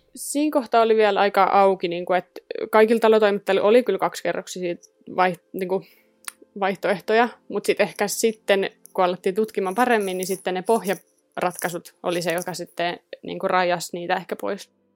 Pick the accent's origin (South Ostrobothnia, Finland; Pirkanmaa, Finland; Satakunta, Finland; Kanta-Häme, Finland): Satakunta, Finland; Rauma; moved away; mä oon Raumalta kotosi